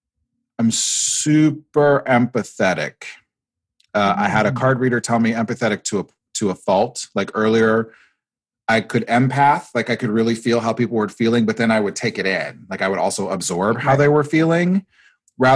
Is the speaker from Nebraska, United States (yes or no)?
yes; Nebraska, United States; I grew up in Nebraska, actually, of all places